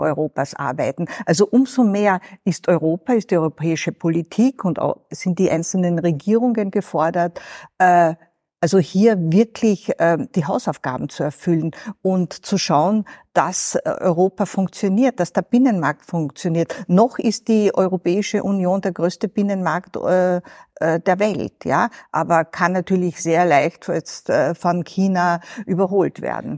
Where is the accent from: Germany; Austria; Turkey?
Austria; Southern Carinthia; moved away; Und ich komme aus Südkärnten